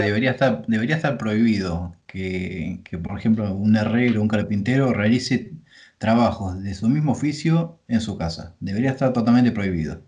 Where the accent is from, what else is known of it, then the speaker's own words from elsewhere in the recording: Pergamino, Buenos Aires Province, Argentina; yo soy de Pergamino, es una ciudad de 100.000 habitantes, imagínate, nos conocemos todos.